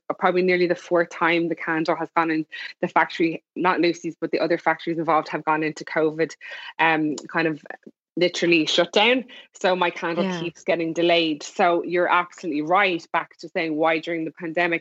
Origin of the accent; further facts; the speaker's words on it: Ireland; moved away; also born or lived in Los Angeles; And I'm Irish as well